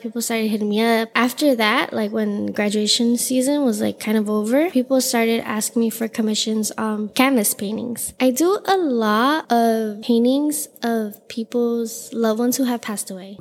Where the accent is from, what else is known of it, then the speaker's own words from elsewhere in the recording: Los Angeles, California, United States; I am born and raised in Los Angeles